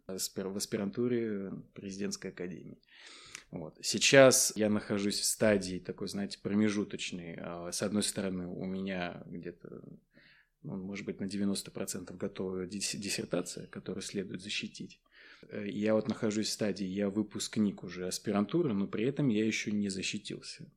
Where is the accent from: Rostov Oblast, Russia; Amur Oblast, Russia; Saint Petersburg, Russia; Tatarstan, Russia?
Tatarstan, Russia; Naberezhnye Chelny; moved away as an adult; первое высшее образование я получил в своем родном городе. Вот, я родом из Татарстана